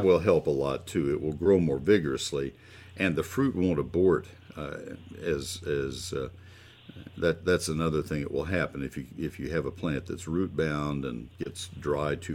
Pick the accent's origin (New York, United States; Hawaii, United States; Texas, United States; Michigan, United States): Texas, United States; the great state of Texas. It's my home state